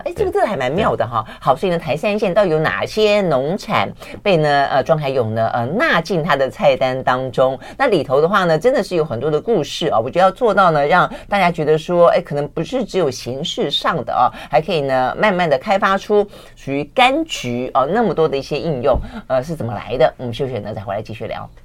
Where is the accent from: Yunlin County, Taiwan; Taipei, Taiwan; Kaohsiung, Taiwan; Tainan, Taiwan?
Tainan, Taiwan; 我们老家 ，呃，就是台南，或是再往南一点，我妈的娘家屏东